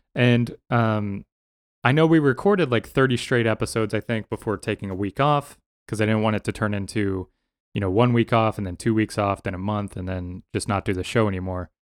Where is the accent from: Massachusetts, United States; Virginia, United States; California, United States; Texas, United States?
Texas, United States; Denton; moved away; I grew up in Texas, right? I grew up in, in Denton